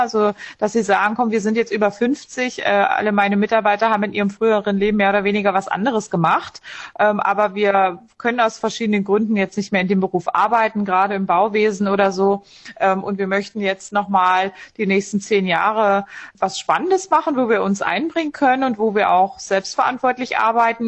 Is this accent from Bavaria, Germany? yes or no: no; Dessau, Saxony-Anhalt, Germany; moved away as an adult; also born or lived in Munich; Dessau ist meine Heimatstadt